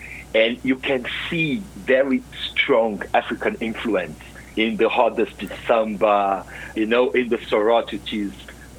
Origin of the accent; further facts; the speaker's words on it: Brazil; also born or lived in Rio de Janeiro; I'm a real Brazilian. I was born in Brazil from Brazilian parents. I live in Rio, but my father's family came from the Northeast, Bahia, and my mother's family came from Minas Gerais, which is more the countryside